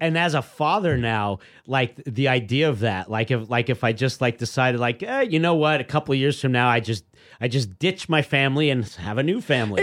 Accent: New York City, New York, United States; we grew up in Queens

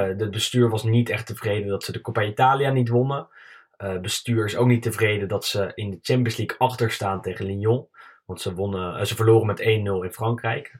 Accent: Netherlands; als Nederlander

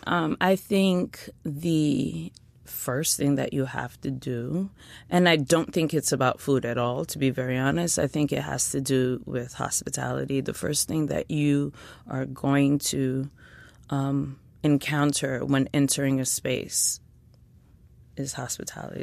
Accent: New York City, New York, United States; I grew up in East Flatbush, Brooklyn.

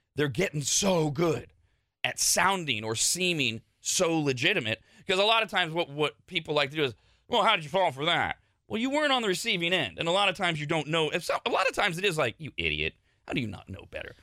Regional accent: Bay Area, California, United States; moved away as an adult; also born or lived in South Lake Tahoe; now in Sacramento, United States; I, I grew up in the Bay Area. So I, I, came to South Lake Tahoe with the mindset of a Bay Area kid

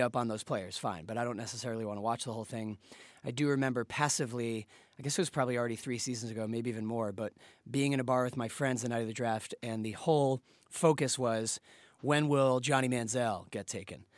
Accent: Boston, Massachusetts, United States; I'm from Boston. I'm a, I'm a Pats fan

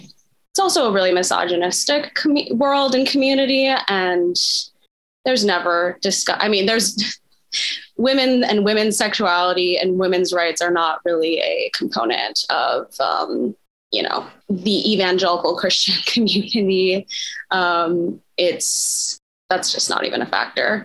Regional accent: Midwest, United States; I'm from the Midwest, um, born and raised

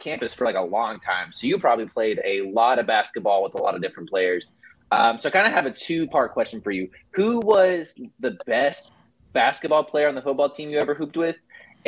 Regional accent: Waco, Texas, United States; I grew up in Waco, been a Baylor fan my whole life

